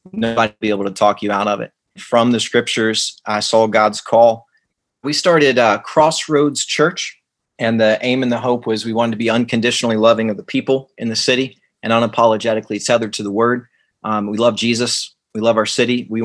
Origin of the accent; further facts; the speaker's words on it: Lincoln County, West Virginia, United States; also born or lived in Morgantown, West Virginia; I grew up in Lincoln County, West Virginia, which is in the sticks